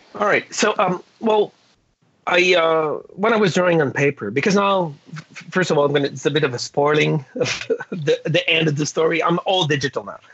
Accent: Canada; English is a second language; being French Canadian

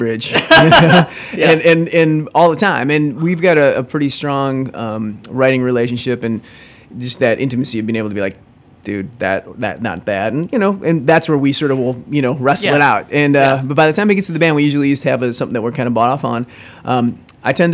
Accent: Detroit, Michigan, United States; growing up in Detroit

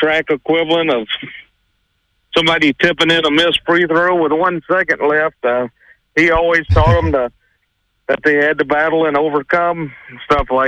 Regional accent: South Carolina, United States; moved away as an adult; now in Terre Haute, United States; I grew up and spent 20-some-odd years of my life in the great state of South Carolina.

